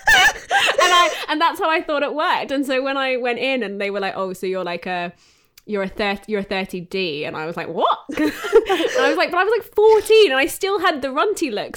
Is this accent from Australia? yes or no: yes; Australia; moved away as an adult; now in United Kingdom; growing up in Australia